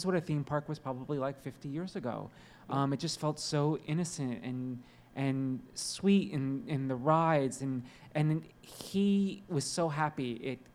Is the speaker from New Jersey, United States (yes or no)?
yes; New Jersey, United States; I grew up in New Jersey